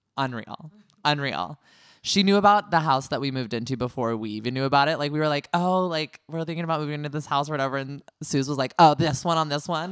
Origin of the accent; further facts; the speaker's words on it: California, United States; I'm a California boy all the way